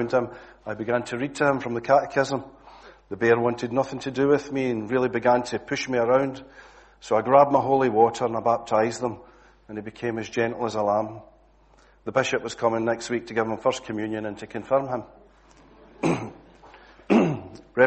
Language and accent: English; Glasgow, Scotland, United Kingdom; accent: Glasgow; moved away; my usual Glasgow accent